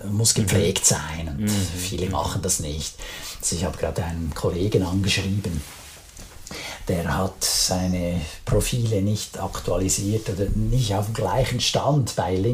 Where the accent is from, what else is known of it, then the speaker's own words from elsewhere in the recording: Switzerland; man fühlt sich dann als Schweizer dann manchmal so ein bisschen vor den Kopf gestoßen.